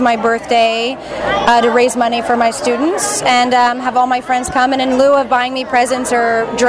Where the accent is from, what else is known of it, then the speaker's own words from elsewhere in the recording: New York, United States; I'm from New York.